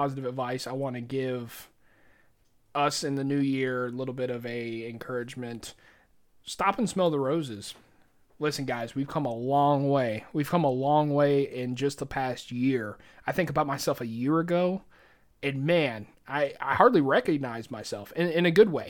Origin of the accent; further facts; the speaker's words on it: the South, United States; We're both from the South